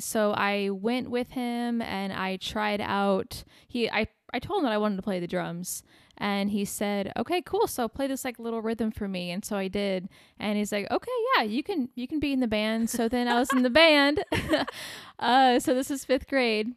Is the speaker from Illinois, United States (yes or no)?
yes; Bourbonnais, Illinois, United States; born or raised there; moved away as an adult; now in Arizona, United States